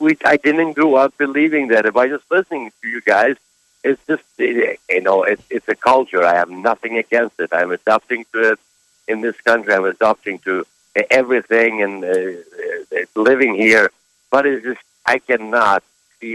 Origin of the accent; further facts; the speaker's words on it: Kosovo; moved away; I'm from Kosovo